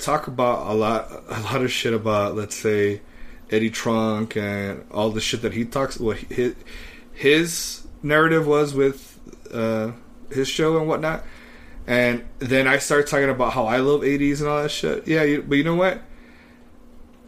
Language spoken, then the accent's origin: English; Texas, United States; I'm from Texas